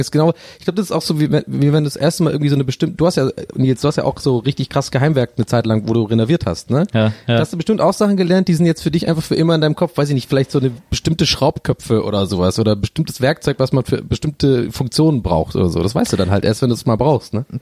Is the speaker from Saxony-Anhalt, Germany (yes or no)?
no; Tübingen, Baden-Württemberg, Germany; bei uns in Tübingen